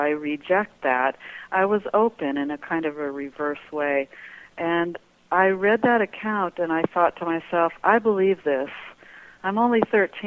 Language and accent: English; Colorado Springs, Colorado, United States; moved away as an adult; now in Prescott, United States; I grew up in Colorado Springs, Colorado